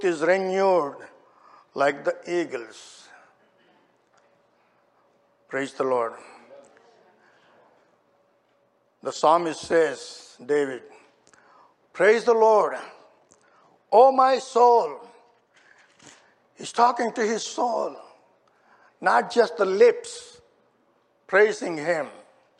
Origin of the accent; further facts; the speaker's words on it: India; moved away; I was born and raised in India.